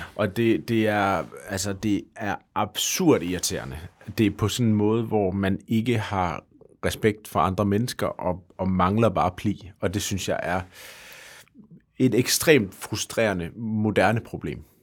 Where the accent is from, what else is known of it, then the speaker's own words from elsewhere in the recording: Denmark; vi gør som danskere